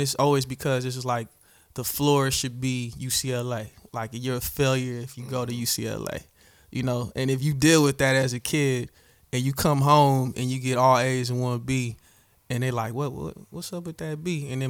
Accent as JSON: {"language": "English", "country": "Nigeria", "said": "especially since I'm Nigerian. We have a lot of scammers"}